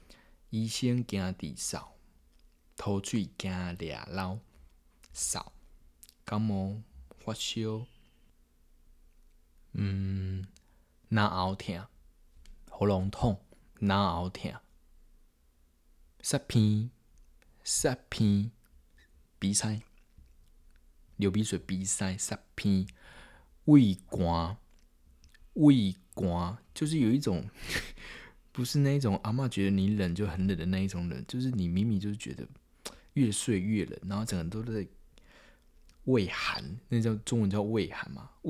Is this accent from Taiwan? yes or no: yes; Yilan County, Taiwan; accent: Yilan accent; 因为我是东台湾，你也知道的宜兰人，我是宜兰人，所以讲。台语会有一个宜兰腔